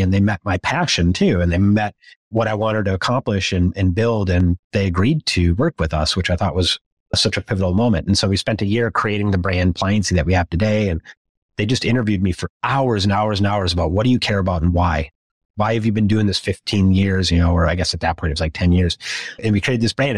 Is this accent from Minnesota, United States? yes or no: yes; Minnesota, United States; As a Midwesterner growing up in Minnesota